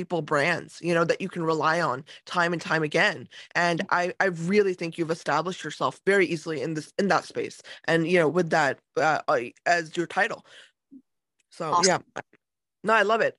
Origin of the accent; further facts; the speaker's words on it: United States; I grew up in America